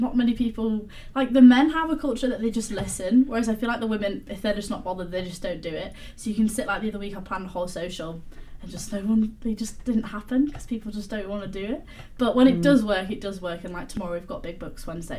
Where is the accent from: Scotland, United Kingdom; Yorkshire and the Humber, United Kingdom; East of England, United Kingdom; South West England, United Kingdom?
Yorkshire and the Humber, United Kingdom; Wakefield; accent: Northern; Yeah, I am from Wakefield.